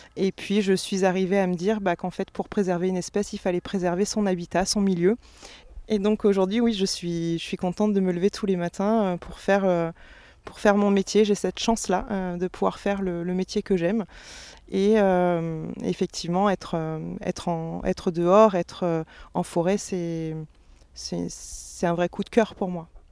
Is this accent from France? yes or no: yes; Sologne, Centre-Val de Loire, France; moved away; j'ai grandi en Sologne